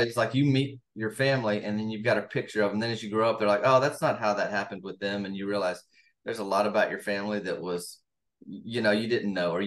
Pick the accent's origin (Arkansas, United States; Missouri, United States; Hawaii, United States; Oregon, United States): Arkansas, United States; now in Southern California, United States; I'm from Arkansas originally, but I live in Southern California.